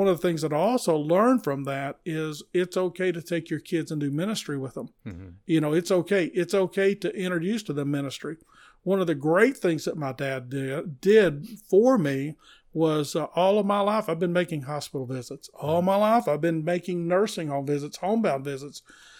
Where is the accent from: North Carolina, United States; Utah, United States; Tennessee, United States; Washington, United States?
Tennessee, United States; I grew up down in the McMinn county area, and we would take off in the car and go see the Atlanta Braves, see Hank Aaron play baseball.